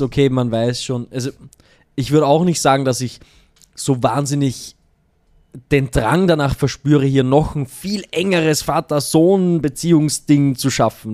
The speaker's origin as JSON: {"language": "German", "town": "Allerheiligen", "country": "Austria", "tie": "born or raised there", "moved": "yes", "said": "mein Weihnachten mit meiner Mama in Allerheiligen, da wo ich aufgewachsen bin"}